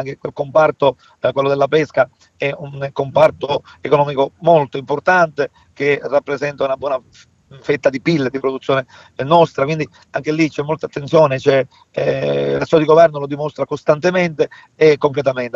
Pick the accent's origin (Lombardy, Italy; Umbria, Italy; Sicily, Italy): Sicily, Italy; giù da noi in eh, Sicilia